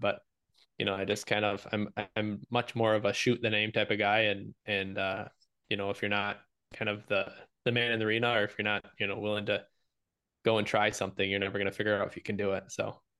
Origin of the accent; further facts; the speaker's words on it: Michigan, United States; I live in Michigan. I'm from Michigan.